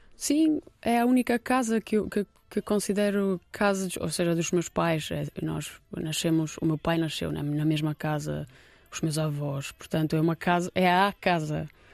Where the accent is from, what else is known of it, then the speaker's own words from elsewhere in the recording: Kosovo; Portuguese is a second language; also born or lived in Lisbon, Portugal; now in Portugal; na região de Rugova, que é muito perto da cidade onde eu nasci